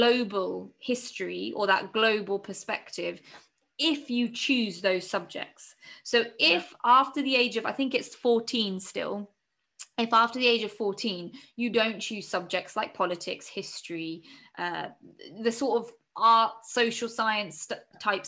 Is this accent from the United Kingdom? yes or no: yes; England, United Kingdom; I'm a British citizen, and you know, born and raised here